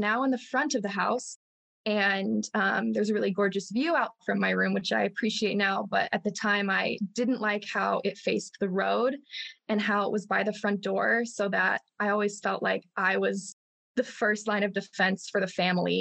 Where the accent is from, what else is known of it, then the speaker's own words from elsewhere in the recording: Chicago, Illinois, United States; I'm from Northwest Chicago. And I grew up on 3 acres with my 3 sisters